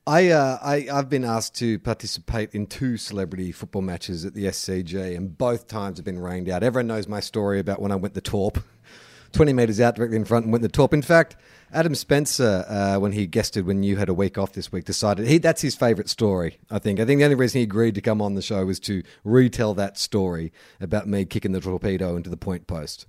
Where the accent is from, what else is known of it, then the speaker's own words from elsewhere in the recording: Melbourne, Victoria, Australia; now in Sydney, Australia; I live in Sydney, but I'm often in Melbourne for work and stuff